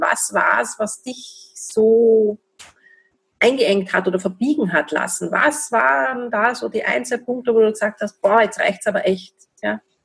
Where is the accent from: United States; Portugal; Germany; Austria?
Austria; bei uns in Österreich